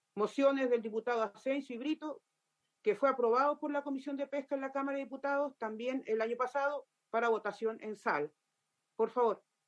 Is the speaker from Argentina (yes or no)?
no; Los Muermos, Los Lagos, Chile; soy de la región de Los Lagos, comuna de Los Muermos